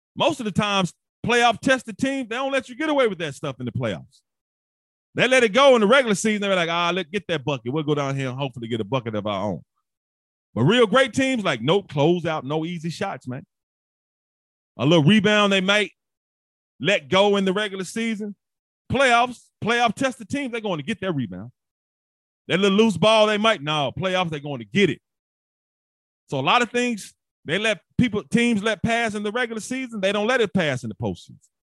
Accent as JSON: {"language": "English", "town": "Memphis", "region": "Tennessee", "country": "United States", "said": "I'm from Memphis, everybody who don't know, and I still live in Memphis"}